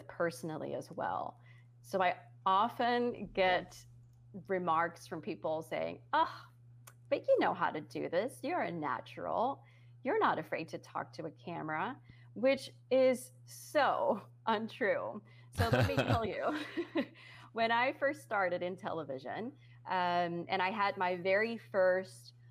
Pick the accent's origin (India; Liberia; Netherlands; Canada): Netherlands; English is a second language; moved away; also born or lived in United States; I am from the Netherlands and I was on TV in the USA. And so that was, you know, I always felt very conscious about my accent